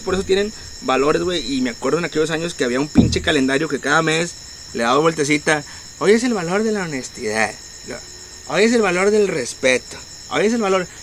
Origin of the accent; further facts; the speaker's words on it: Monterrey, Nuevo León, Mexico; nosotros como regios